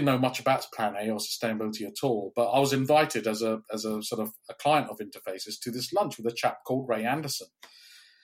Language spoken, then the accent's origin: English; Kenya; also born or lived in India; now in Cambridge, United Kingdom; I grew up in Kenya